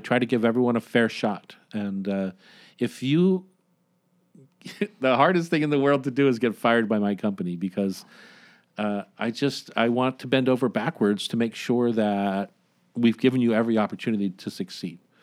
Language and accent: English; Delaware, United States; moved away; also born or lived in Washington; my home state of Del-, Delaware